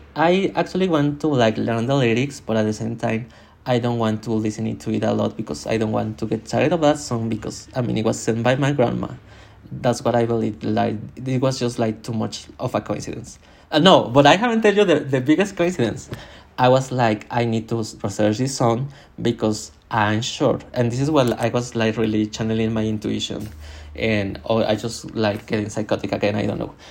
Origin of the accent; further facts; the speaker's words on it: Mexico; English is a second language; I was born in Mexico and my family literally gave me no English cultural music